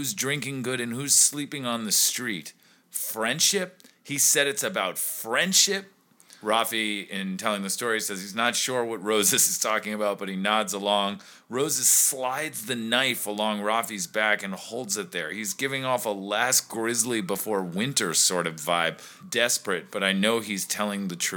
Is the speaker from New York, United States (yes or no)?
yes; New York, United States; as a New Yorker.